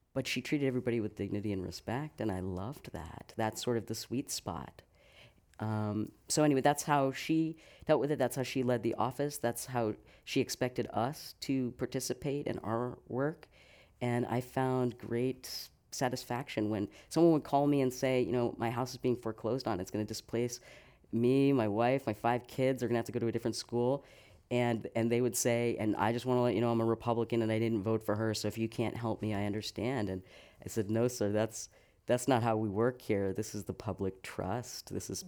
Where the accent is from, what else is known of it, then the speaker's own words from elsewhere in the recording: south of Boston near Cape Cod, Massachusetts, United States; moved away as an adult; also born or lived in New York City / Tucson, Arizona; now in San Francisco, United States; I grew up in Massachusetts, uh, just south of Boston near Cape Cod